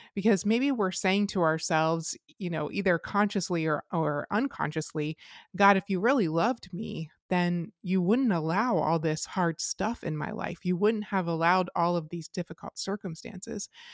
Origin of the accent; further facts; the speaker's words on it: Lancaster County, Pennsylvania, United States; I grew up in Lancaster County